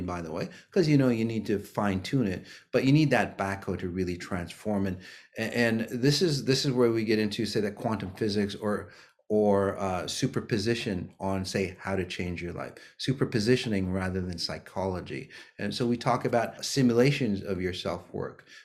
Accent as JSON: {"language": "English", "region": "Minnesota", "country": "United States", "tie": "born or raised there", "said": "here in the US, here in Minnesota, my hometown"}